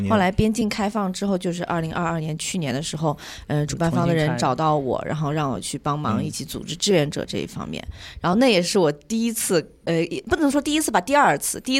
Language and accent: Chinese; Ningbo, Zhejiang, China; now in New Zealand; 我是浙江宁波的